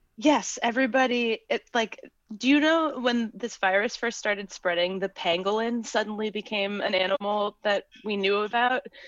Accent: Cambridge, Massachusetts, United States; I'm from Cambridge

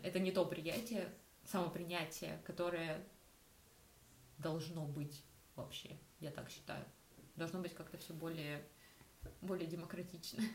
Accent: Rostov-on-Don, Rostov Oblast, Russia; я из Ростова. Ростов это не вау какой э, mm-hmm. столичный город

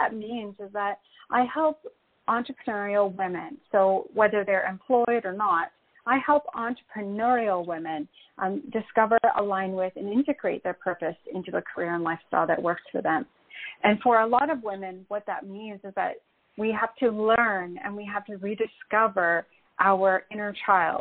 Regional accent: Canada; moved away as an adult; now in Puerto Rico; Well, I live in Puerto Rico. But I'm originally from Canada, so I actually made this move during the pandemic

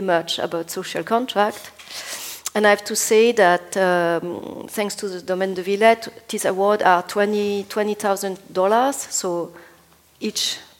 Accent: Bologna, Emilia-Romagna, Italy; I'm from Bologna

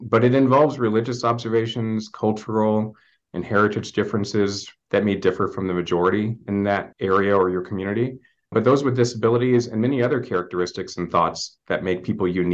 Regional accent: St. Louis, Missouri, United States; now in Los Angeles, United States; I'm a Midwest transplant, so I'm originally from St. Louis, Missouri area

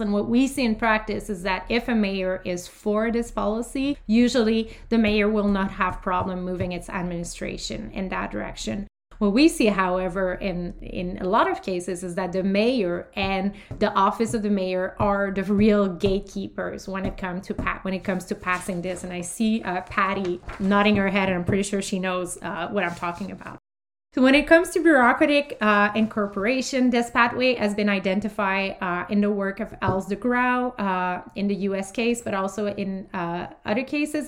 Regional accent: Canada; as Canadian

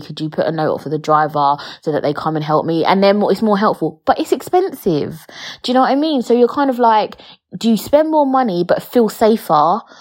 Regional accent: London, United Kingdom; I weren't born and raised in London.

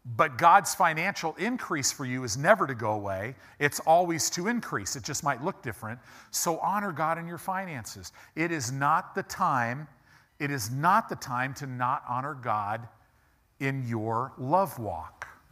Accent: United States; we as American Christians

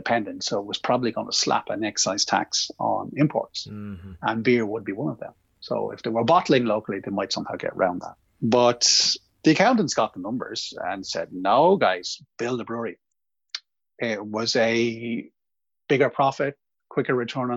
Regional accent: Ireland; as an Irish man

